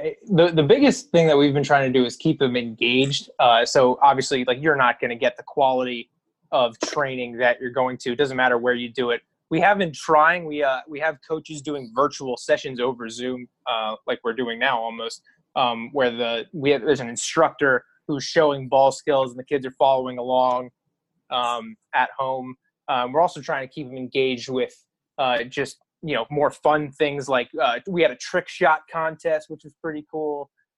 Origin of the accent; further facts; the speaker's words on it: Schuylkill County, Pennsylvania, United States; Schuylkill County, yeah. Schuylkill. Born and raised.